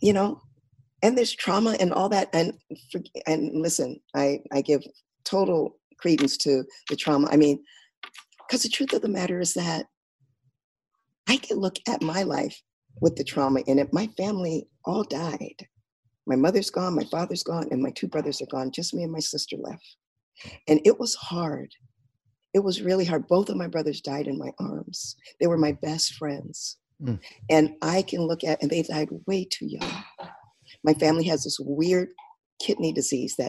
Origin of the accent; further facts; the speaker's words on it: Rialto, California, United States; also born or lived in San Bernardino; I grew up in Southern California. In a place, we started in San Bernardino and moved out to a little suburb outside of San Bernardino called Rialto. And that's where I grew up.